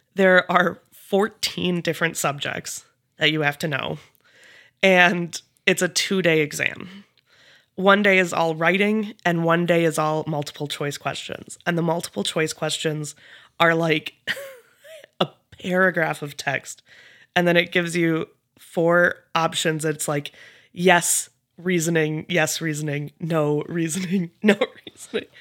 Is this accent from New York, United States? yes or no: no; Eau Claire, Wisconsin, United States; moved away as an adult; now in Fergus Falls, United States; I grew up in Eau Claire, Wisconsin